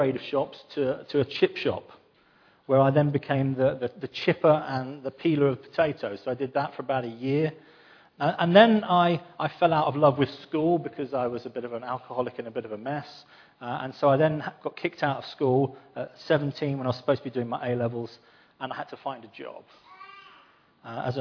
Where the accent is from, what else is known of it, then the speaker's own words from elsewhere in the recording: London, United Kingdom; I'm from London